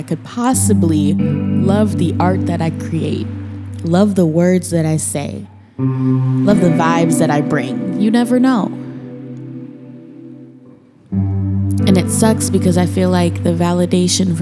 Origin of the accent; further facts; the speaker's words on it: Minnesota, United States; moved away as an adult; now in Portland, United States; I'm from Minnesota